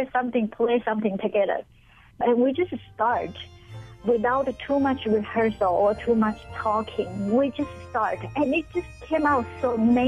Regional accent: Taiwan; English is a second language; now in Honolulu, United States; I came from Taiwan, I speak English, but my English has accent.

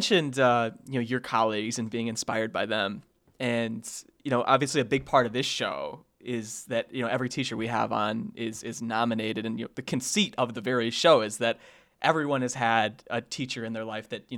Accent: Sandwich, Illinois, United States; I grew up in Sandwich, so small town Illinois

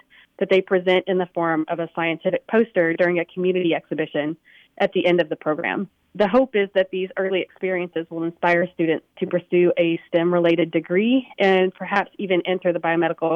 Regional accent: Memphis, Tennessee, United States; I grew up in the Memphis area. So I am a native to Memphis, which is where St. Jude is located.

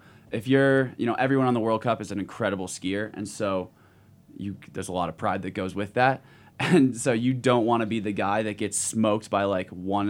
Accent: Park City, Utah, United States; in front of my hometown

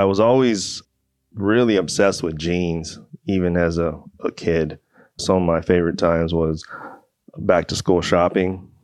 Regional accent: Port Hueneme, California, United States; also born or lived in Oxnard, California; I was born in Port Hueneme, California. Growing up in Port Hueneme and Oxnard

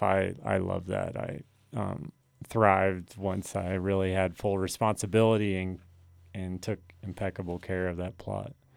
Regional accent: New River, Virginia, United States; moved away as an adult; we grew up on the New River

